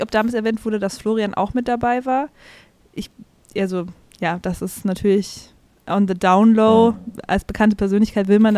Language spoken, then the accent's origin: German; Rosenheim, Bavaria, Germany; aber ich komme ja eigentlich aus München, da sagt man das gar nicht. Ähm, ja, also, ähm, ich, äh, ich bin die …. Ich komme eigentlich aus Rosenheim.